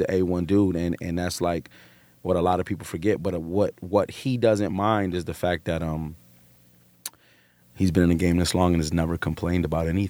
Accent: New York City, New York, United States; I'm a nigga from Brooklyn.

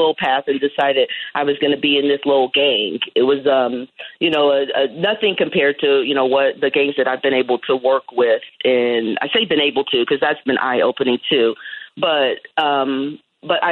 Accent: Columbus, Ohio, United States; I grew up in Ohio

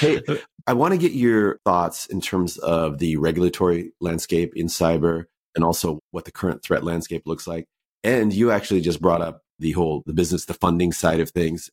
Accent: United States; I'm American

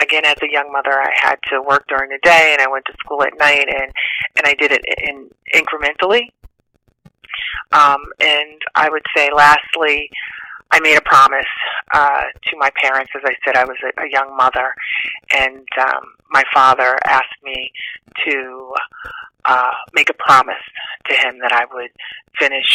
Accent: New Rochelle, New York, United States; I'm from Westchester County. I grew up in New Rochelle, New York.

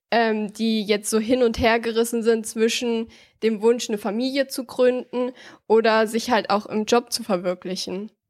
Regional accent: Wiesbaden, Hesse, Germany; Wiesbaden ist für mich meine Heimat.

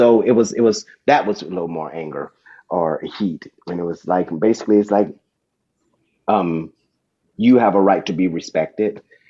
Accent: Dayton, Ohio, United States; I mean, I got this talk when I was growing up in Dayton.

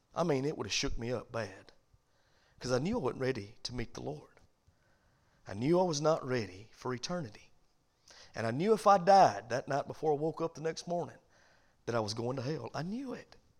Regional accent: the South, United States; I'm from the South, and we all wave

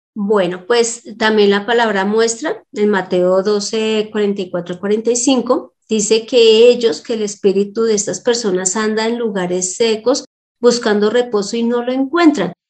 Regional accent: Colombia; Cuando nosotros nacimos en Colombia

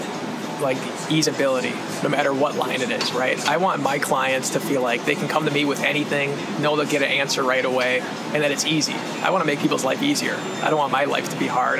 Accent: Green Bay, Wisconsin, United States; moved away as an adult; now in Austin, United States; I grew up in Green Bay, Wisconsin

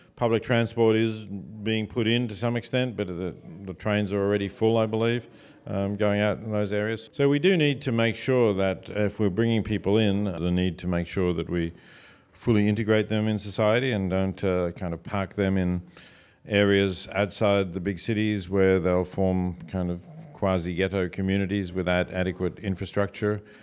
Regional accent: Australia; moved away as an adult; also born or lived in Oxford, England; now in United States; I'm an Australian, I'm not an American

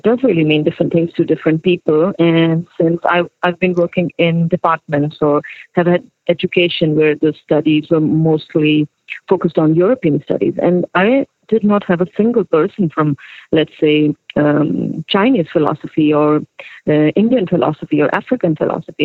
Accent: Saudi Arabia; also born or lived in Pakistan / Turkey / Sweden; now in Stockholm, Sweden; I was born in Pakistan, but I grew up in Saudi Arabia.

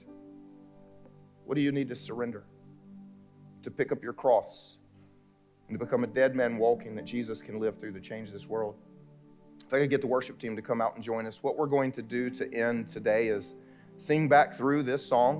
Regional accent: South Carolina, United States; moved away as an adult; I grew up here in South Carolina

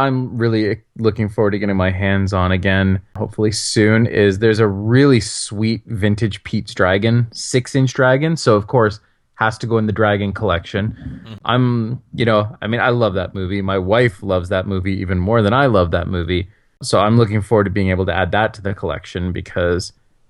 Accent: Canada; As a Canadian

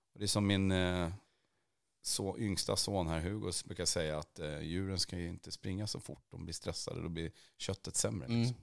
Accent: Värmland, Sweden; jag växte upp där i Värmland

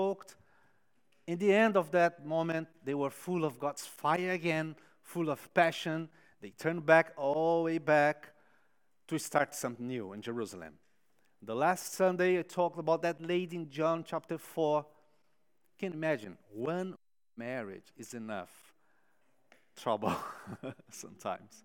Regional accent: São Paulo, Brazil; moved away; São Paulo, my home city

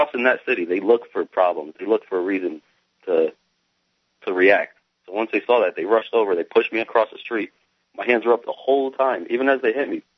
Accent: Connecticut, United States; I was born in Connecticut

